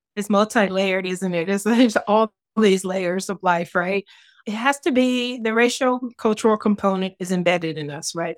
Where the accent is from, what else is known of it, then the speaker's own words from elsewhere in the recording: Detroit, Michigan, United States; I grew up in Detroit, Michigan in the sixties and seventies.